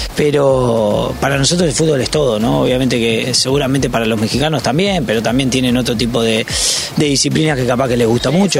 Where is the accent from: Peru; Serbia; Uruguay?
Uruguay; moved away; soy uruguayo